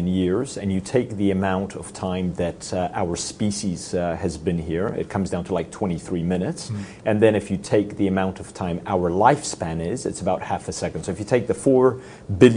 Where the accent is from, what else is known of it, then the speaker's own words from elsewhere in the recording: Poland; also born or lived in United States; now in Adelaide, Australia; We were both born in Poland.